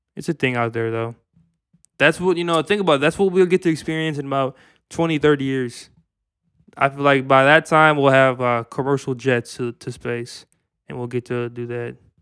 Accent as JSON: {"language": "English", "region": "Minnesota", "country": "United States", "said": "we're from Minnesota"}